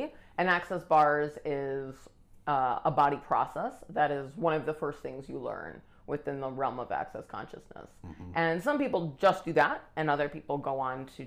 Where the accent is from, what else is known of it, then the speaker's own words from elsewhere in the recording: Oswego, Illinois, United States; also born or lived in Texas / Schaumburg, Illinois; I moved back home to Illinois, about an hour from where we grew up in Oswego